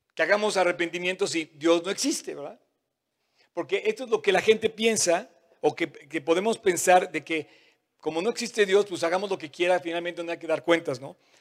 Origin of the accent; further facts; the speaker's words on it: Mexico; como mexicanos